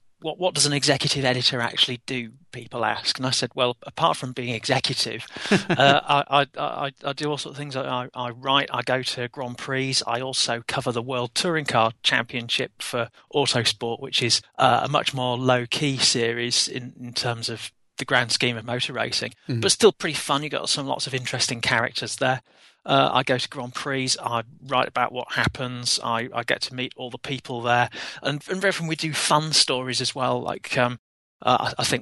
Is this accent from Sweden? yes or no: no; England, United Kingdom; being English